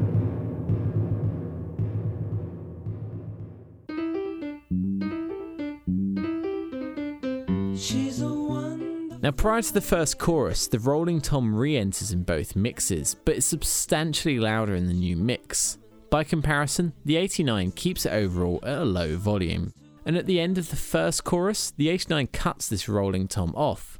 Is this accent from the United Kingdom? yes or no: yes; United Kingdom; I'm a Brit